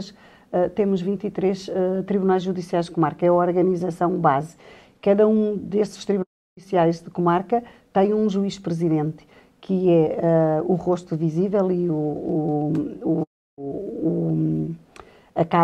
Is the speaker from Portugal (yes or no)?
yes; Vila Real, Norte, Portugal; born or raised there; moved away as an adult; also born or lived in Lisbon